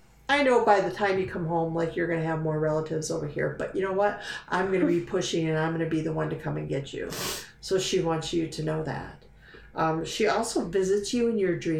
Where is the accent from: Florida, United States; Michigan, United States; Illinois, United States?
Michigan, United States; Dearborn Heights; I went to elementary school over in Dearborn Heights, Michigan.